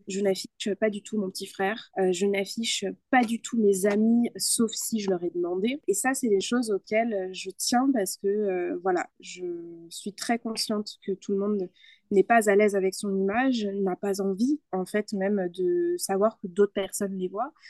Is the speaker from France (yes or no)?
no; Spain; first language Spanish; French is a second language; je suis espagnole